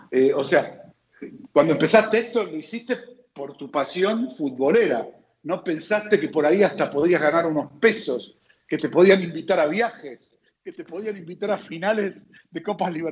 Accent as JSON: {"language": "Spanish", "country": "Argentina", "said": "acá los argentinos somos muy futboleros"}